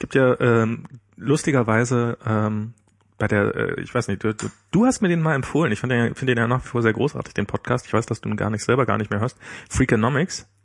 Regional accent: the East, East Germany, Germany; ich bin ja im Osten groß geworden

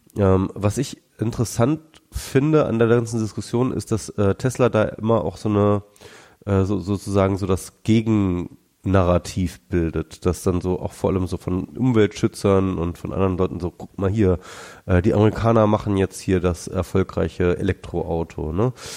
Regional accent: Germany; now in Berlin, Germany; hier bei uns in Deutschland

